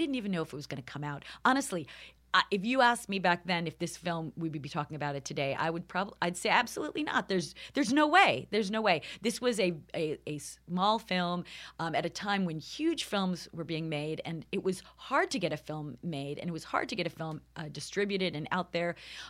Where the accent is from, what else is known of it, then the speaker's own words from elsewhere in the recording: Long Island, New York, United States; moved away; also born or lived in Los Angeles; I am from New York. York, right? From Long Island.